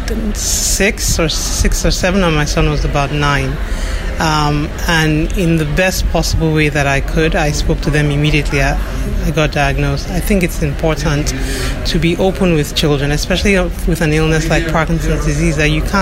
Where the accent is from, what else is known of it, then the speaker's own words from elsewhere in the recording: Nigeria; also born or lived in United States / South Africa; now in United Kingdom; I was born and raised in Nigeria, I've lived in the U.S., South Africa, but now I live in the United Kingdom